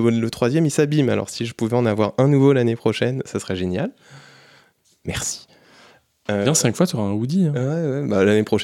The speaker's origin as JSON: {"language": "French", "country": "France", "said": "on est des Français."}